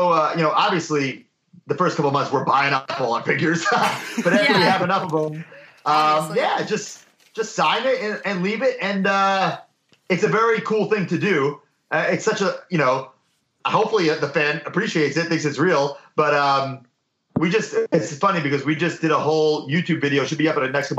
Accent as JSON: {"language": "English", "area": "Long Island", "region": "New York", "country": "United States", "moved": "as an adult", "said": "I'm from Long Island, New York"}